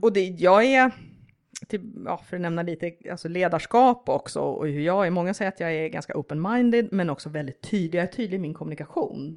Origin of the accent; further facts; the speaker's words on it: Sweden; moved away as an adult; now in Russia; vi är två som är svenskar